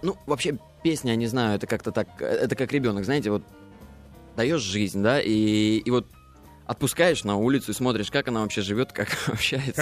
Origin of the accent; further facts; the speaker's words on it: Mogilev, Mogilev Region, Belarus; мы родом, да, из Беларуси, из маленького-маленького городочка Могилев